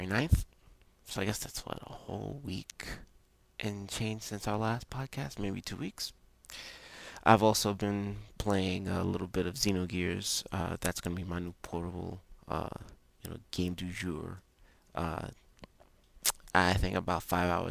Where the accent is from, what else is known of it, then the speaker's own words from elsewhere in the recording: England, United Kingdom; I speak very, very bad Spanish as an Englishman.